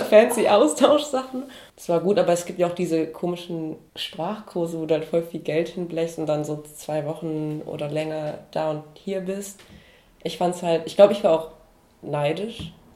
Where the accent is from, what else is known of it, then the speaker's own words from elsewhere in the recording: North Rhine-Westphalia, Germany; now in Esslingen, Germany; ich bin ja in Nordrhein-Westfalen ähm, aufgewachsen